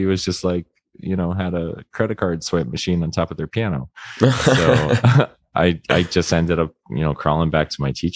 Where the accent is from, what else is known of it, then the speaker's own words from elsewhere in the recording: Florida, United States; moved away as an adult; I grew up in Florida